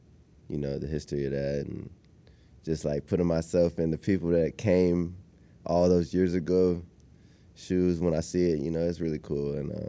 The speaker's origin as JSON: {"language": "English", "town": "Austin", "region": "Texas", "country": "United States", "said": "I'm from Austin, Texas, so, you know, I like Interstellar and all."}